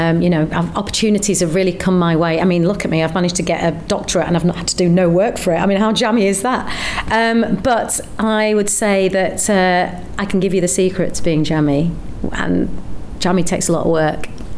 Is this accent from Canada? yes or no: no; Bradford, Yorkshire and the Humber, United Kingdom; also born or lived in Leeds; I grew up in Bradford